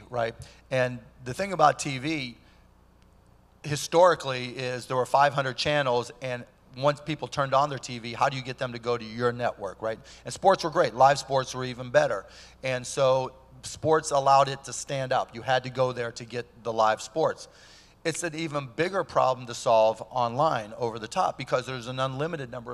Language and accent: English; Pittsburgh, Pennsylvania, United States; I grew up in Pittsburgh